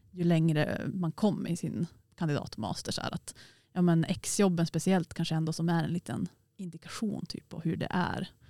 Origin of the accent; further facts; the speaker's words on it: Piteå, Norrbotten County, Sweden; för jag är från Eh, Piteå och Norrbotten och så har man pluggat allt i Västerbotten.